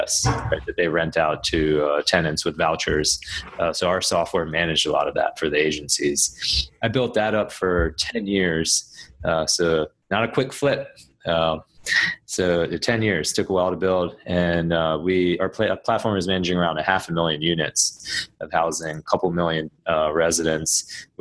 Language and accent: English; Maryland, United States; also born or lived in Washington, D.C. / New York City; So I was born in Maryland, and so I was raised out here and went to school, college at GW in D.C.